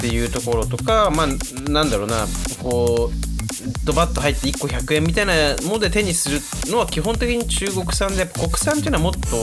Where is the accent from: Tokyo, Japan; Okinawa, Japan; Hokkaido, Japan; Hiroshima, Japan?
Hokkaido, Japan; Sapporo; moved away; 札幌では JR 乗ったことほとんどないんですよ車移動だったんで